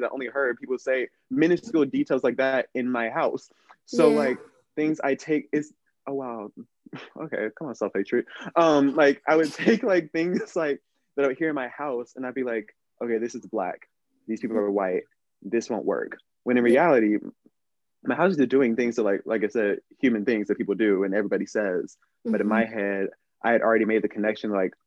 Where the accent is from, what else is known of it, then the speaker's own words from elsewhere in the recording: Pearland, Texas, United States; also born or lived in Cypress, Texas; I moved from Cypress, Texas to Pearland, Texas, which is literally just on the other side of Houston from each other